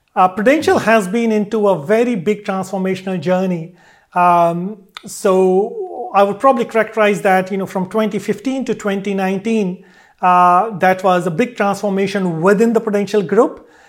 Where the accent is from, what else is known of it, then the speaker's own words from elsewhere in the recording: Delhi, India; moved away as an adult; also born or lived in Varanasi, India / Pune, India / Melbourne, Australia / United Kingdom; I grew up in Delhi